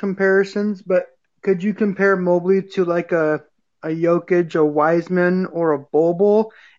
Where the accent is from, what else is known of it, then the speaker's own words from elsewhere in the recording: United States; I'm from the Washington, Idaho area